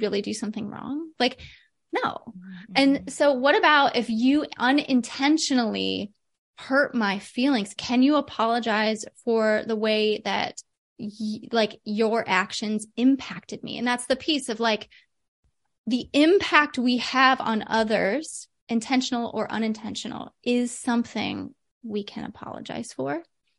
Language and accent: English; Midwest, United States; I'm from the Midwest.